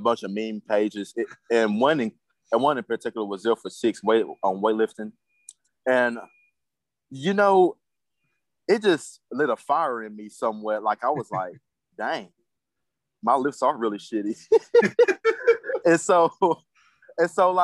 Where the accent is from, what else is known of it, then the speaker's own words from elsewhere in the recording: Arkansas, United States; I'm from Arkansas to start off. I grew up in Berrien, Arkansas.